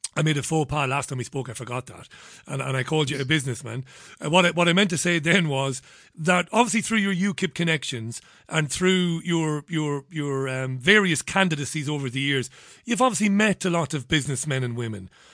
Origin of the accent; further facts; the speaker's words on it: Waterford, Munster, Ireland; I grew up in Ballybeg, and when, this is in Waterford